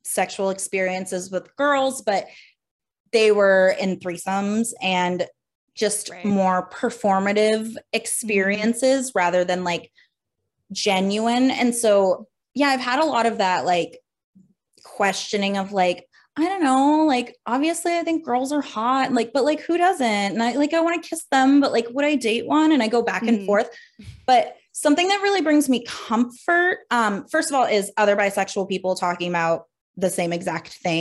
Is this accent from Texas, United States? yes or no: no; Pennsylvania, United States; now in Providence, United States; I'm from Pennsylvania, and I'm currently in Providence, Rhode Island.